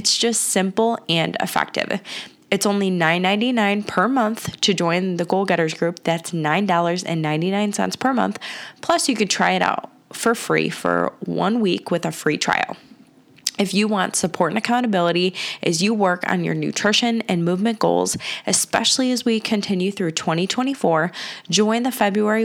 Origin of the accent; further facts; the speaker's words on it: Cleveland, Ohio, United States; I grew up on the West Side, moved to the East Side with getting married